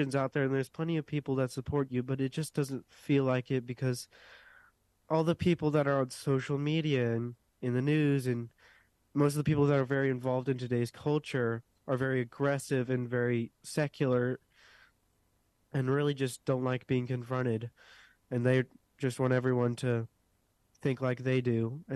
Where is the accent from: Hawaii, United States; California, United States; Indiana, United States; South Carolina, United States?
South Carolina, United States; Westminster; I am from Westminster, South Carolina